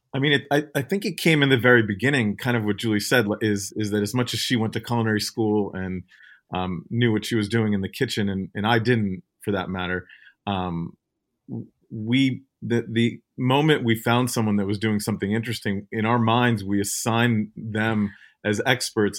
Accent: Ukraine; moved away; I was born in the Ukraine

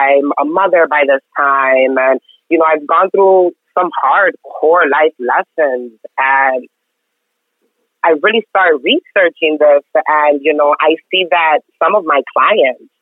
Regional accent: Mexico; now in Houston, United States; I grew up in Mexico, like right on border town.

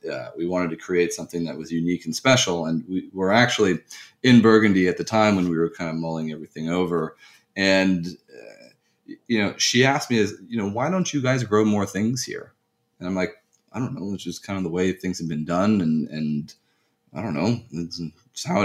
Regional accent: United States; also born or lived in France; I did move to the U.S. at a quite young age and spent most of my upbringing in the U.S.

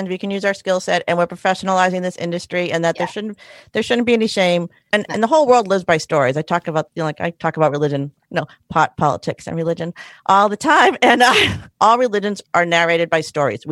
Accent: Boston, Massachusetts, United States; I'm from New England. I mean, I grew up in Boston

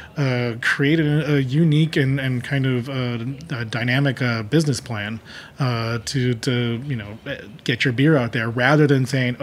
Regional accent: Rochester, New York, United States; my hometown, Rochester, New York

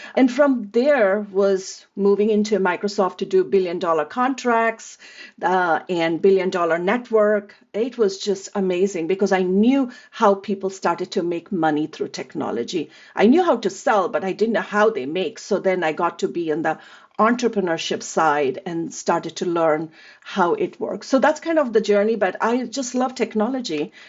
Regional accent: India; moved away as an adult; now in United States; I grew up in India

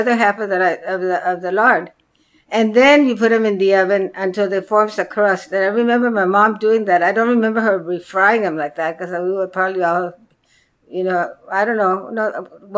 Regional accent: Agua Prieta, Sonora, Mexico; moved away; I'm actually from Agua Prieta, Sonora. This is my native country, my native county and country

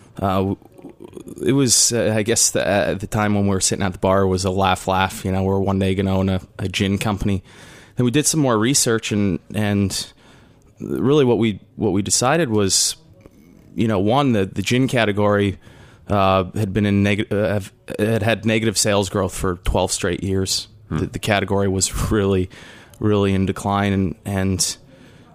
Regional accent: Canada; I am Canadian

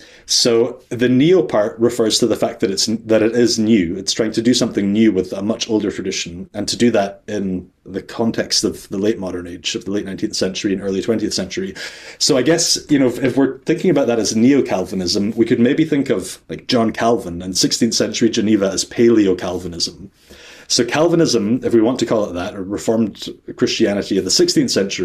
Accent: Scotland, United Kingdom; also born or lived in Netherlands; I'm Scottish

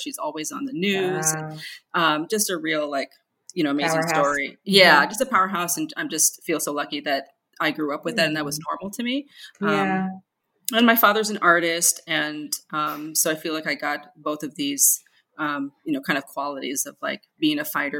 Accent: San Diego, California, United States; now in New York, United States; I'm originally from San Diego, California, which I think of as paradise. And I've been in New York for 20 years and it hurts to say that because that's a long time. But, you know, I grew up near the border. My parents, you know, my family is Mexican

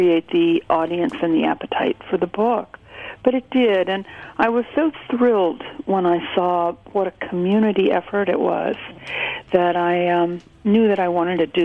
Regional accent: Columbus, Ohio, United States; moved away as an adult; now in New York City, United States; I was born in Columbus, Ohio. I've lived my entire adult life in New York City.

